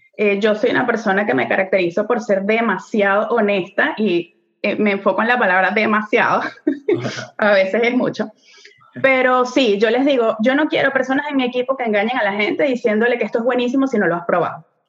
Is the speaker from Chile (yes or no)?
no; Venezuela; moved away as an adult; now in Montreal, Canada; nosotros somos venezolanos, tenemos ya casi ocho años viviendo aquí en Montreal, Canadá